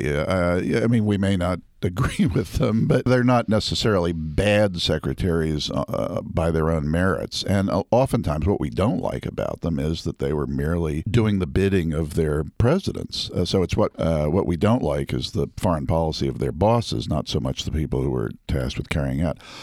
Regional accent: Washington, District of Columbia, United States; I was born and raised in Washington, D C

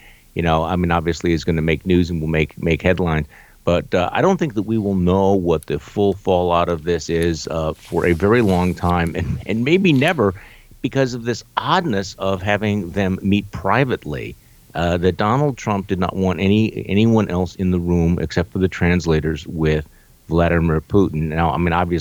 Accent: Wisconsin, United States; my home state Senator Ron Johnson

